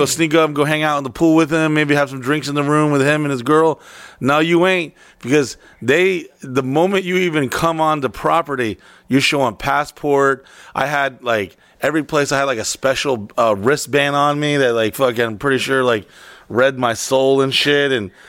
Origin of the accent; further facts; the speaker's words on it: Florida, United States; Oh, from Florida.